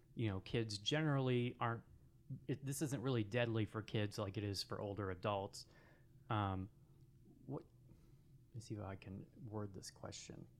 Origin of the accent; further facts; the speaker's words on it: Seeley Lake, Montana, United States; we grew up in Sealy Lake, so there was certain stuff that if we ever wanted, we had to come to Missoula to get